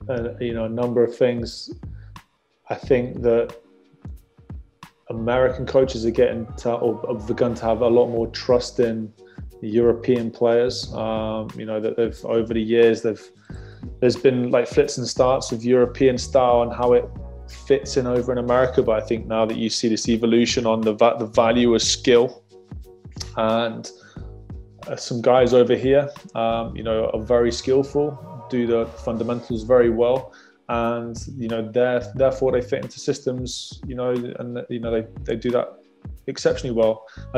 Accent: United Kingdom; You know, that falls into our favor as British, you know, but we just have to produce better players.

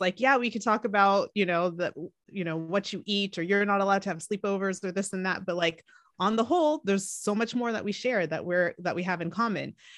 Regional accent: California, United States; also born or lived in Atlanta, Georgia; I was born in Atlanta, Georgia. Um, and then we moved to California when I was about five years old, so I pretty much feel like I'm a Cali-, Cali girl

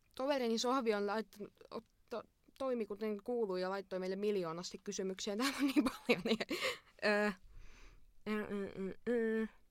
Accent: Imatra, South Karelia, Finland; minä olen Imatralta.

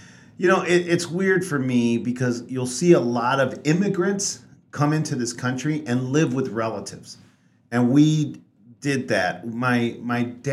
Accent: Texas, United States; also born or lived in Mexico; We were still in Texas

